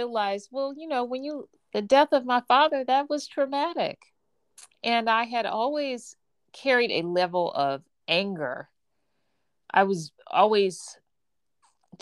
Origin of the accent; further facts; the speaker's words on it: Gary, Indiana, United States; I was born and raised in Gary, Indiana